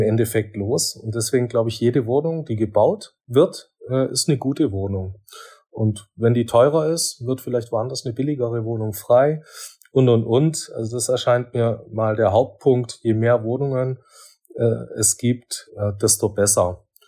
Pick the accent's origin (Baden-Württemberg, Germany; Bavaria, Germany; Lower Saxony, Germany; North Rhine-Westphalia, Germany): Baden-Württemberg, Germany; Swabia; bin ja doch Schwabe